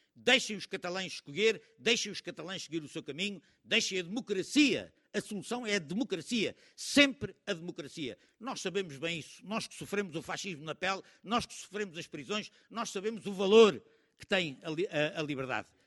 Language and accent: Portuguese; Portugal; como cidadãos, como democratas, como antifascistas, como portugueses